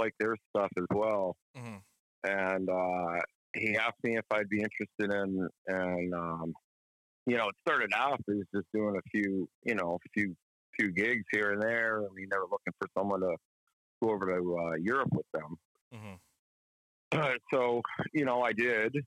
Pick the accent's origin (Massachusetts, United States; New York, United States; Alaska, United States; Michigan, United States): Massachusetts, United States; I'm from Massachusetts